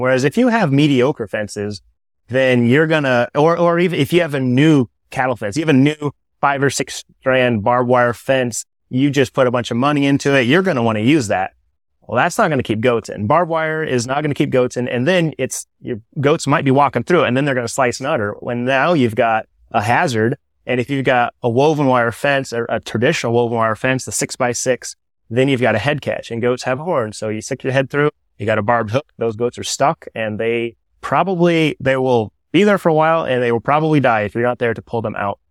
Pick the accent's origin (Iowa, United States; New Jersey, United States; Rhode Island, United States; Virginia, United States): Iowa, United States; Toledo; also born or lived in Pella, Iowa; Originally from this area, South Tama was my school district, the southern half of Tama County. I grew up in Toledo